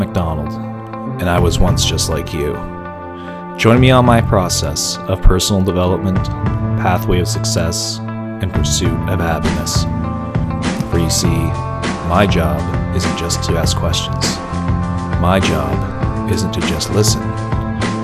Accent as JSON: {"language": "English", "town": "Toronto", "region": "Ontario", "country": "Canada", "said": "me being from Toronto"}